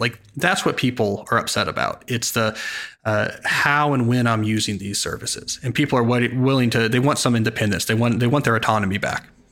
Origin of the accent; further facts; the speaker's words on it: Princeton, New Jersey, United States; I grew up near Princeton, New Jersey